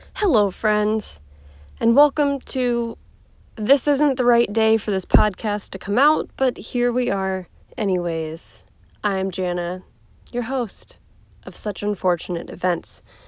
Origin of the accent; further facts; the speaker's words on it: Cleveland, Ohio, United States; I'm from Cleveland. Um, I wasn't born here, but I was born very close to here